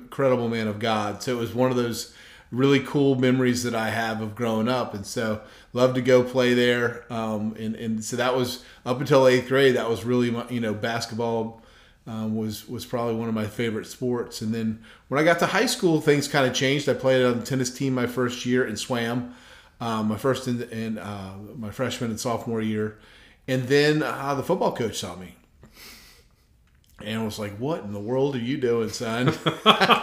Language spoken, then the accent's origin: English; Clearwater, Florida, United States; I grew up in Clearwater, Florida.